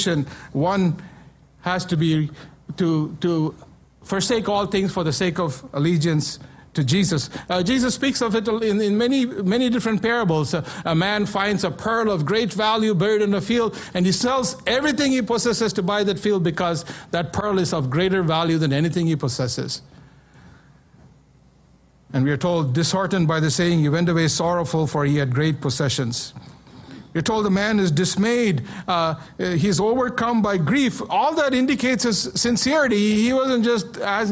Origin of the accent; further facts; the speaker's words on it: India; moved away; When I was growing up in India